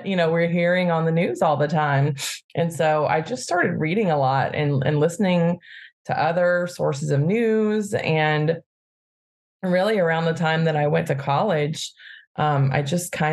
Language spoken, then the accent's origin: English; Birmingham, Alabama, United States; now in Bay Area, United States; I grew up in Birmingham, Alabama